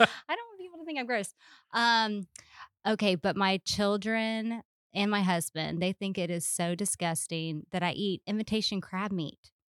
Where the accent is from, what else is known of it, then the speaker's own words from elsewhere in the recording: Charleston, South Carolina, United States; moved away as an adult; also born or lived in Little Rock, Arkansas; now in Lakeland, United States; I'm from Charleston, South Carolina